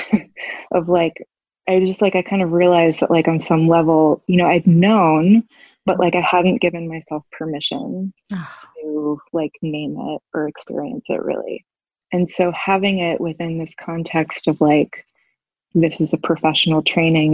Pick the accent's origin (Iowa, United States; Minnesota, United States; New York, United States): New York, United States; New York City; moved away as an adult; now in Savannah, United States; I'm from New York City and I've lived there most of my life and we moved to Savannah, Georgia